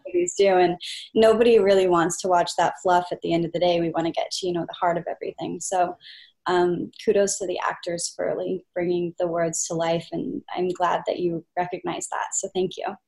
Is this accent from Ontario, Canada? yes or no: no; Kelowna, British Columbia, Canada; moved away; this was actually shot in my hometown which is Kelowna BC